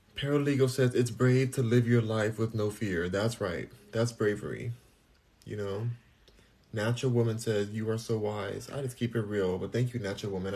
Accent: United States; I'm American

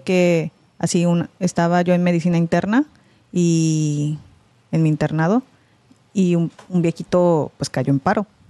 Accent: Mexico; also born or lived in United States; soy coreana por mis papás, pero pues me crié en México

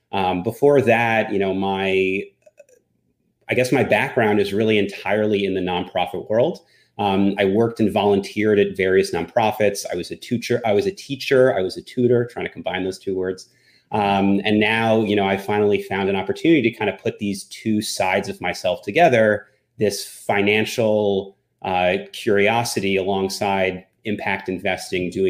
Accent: New Jersey, United States; now in Westchester, United States; originally I'm from New Jersey, but currently based out of uh, Westchester, just north of New York City.

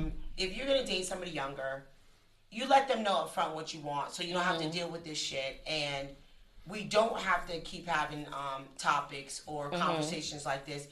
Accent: New Jersey, United States; I'm from Jersey.

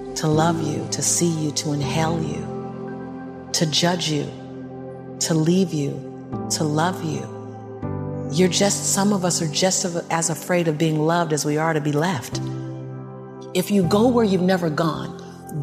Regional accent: Los Angeles, California, United States; born and raised in South Central

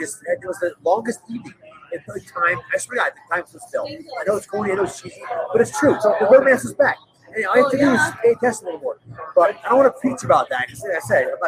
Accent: South Jersey near Atlantic City, New Jersey, United States; moved away; also born or lived in Syracuse; I grew up in South Jersey near Atlantic City, so I grew up on the beaches

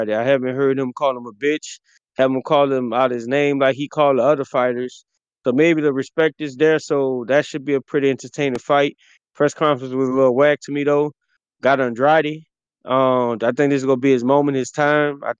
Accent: New Orleans, Louisiana, United States; I'm I'm from New Orleans as well too.

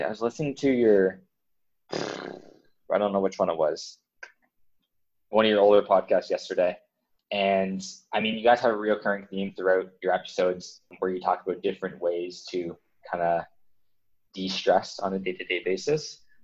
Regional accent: New Brunswick, Canada; moved away; I'm originally from New Brunswick in Canada

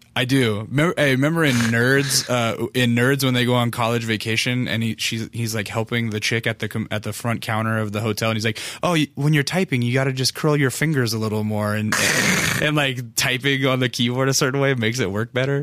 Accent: North Pole, Alaska, United States; now in Los Angeles, United States; I grew up in Alaska, North Pole

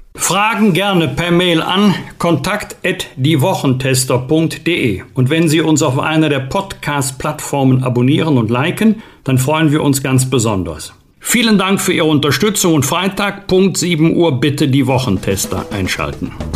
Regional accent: Bergisch Gladbach, North Rhine-Westphalia, Germany; aus meiner Heimatstadt Bergisch ladbach

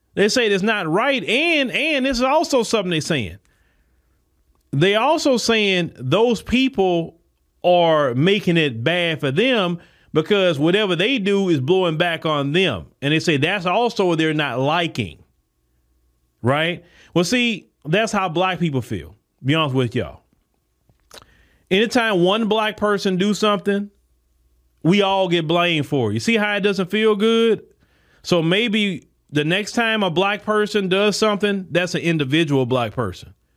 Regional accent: United States; I am born and raised in the United States of America

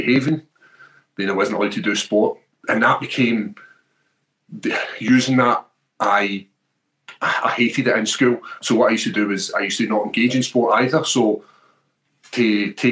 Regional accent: Airdrie, Scotland, United Kingdom; my hometown when Bruce Buffer calls Airdrie

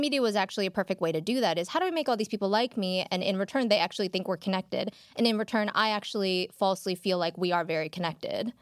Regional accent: Chicago, Illinois, United States; moved away as an adult; now in Los Angeles, United States; I grew up in Chinatown in Chicago

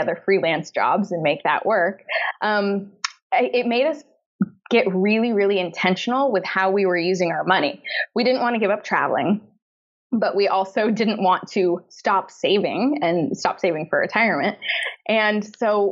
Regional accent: San Francisco, California, United States; moved away as an adult; also born or lived in Los Angeles; now in London, United Kingdom; we're originally from San Francisco, also another not cheap city

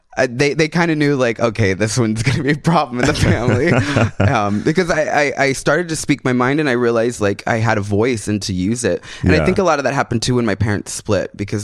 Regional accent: San Antonio, Texas, United States; In Texas, San Antonio, Texas.

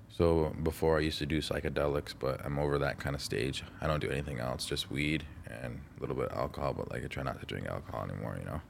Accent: Toronto, Ontario, Canada; also born or lived in Las Vegas, United States; I'm from Toronto, you know. Um, born in born in born in Las Vegas, but I but I lived in Canada since I was like 2 years old

